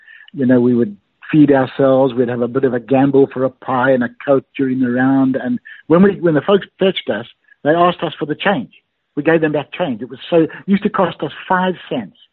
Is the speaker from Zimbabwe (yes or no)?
yes; Bulawayo, Zimbabwe; moved away; I was a member at the secondary club in Bulawayo, my hometown